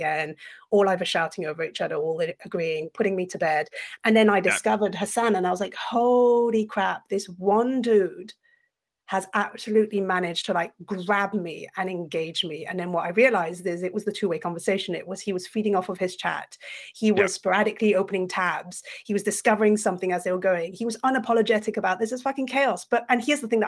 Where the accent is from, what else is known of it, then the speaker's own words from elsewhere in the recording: Brussels, Brussels-Capital Region, Belgium; first language French; English is a second language; moved away as an adult; also born or lived in France; now in United States; I was born in France, grew up in Belgium, British by passport, now currently living in America